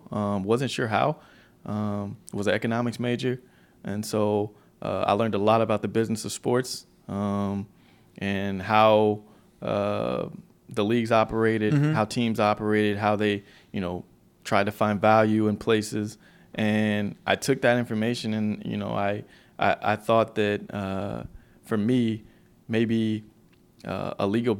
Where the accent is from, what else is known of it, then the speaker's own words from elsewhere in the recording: Memphis, Tennessee, United States; Memphis, Tennessee.